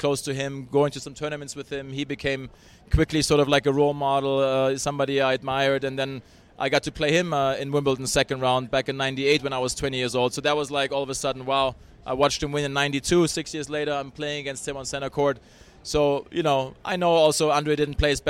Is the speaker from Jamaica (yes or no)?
no; Hamburg, Germany; also born or lived in Bradenton, Florida; now in California, United States; I still want to go to Hamburg, which is my hometown.